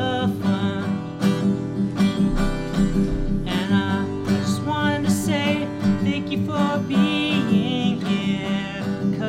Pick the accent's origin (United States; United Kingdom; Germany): United States; Milpitas, California; Actually, I was born in the Bay Area. I was born close to Milpitas, but I grew up in Milpitas.